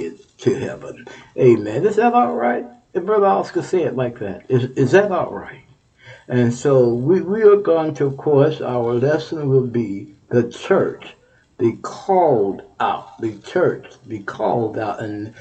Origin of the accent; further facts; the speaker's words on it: Texas, United States; Texas, my home state, Texas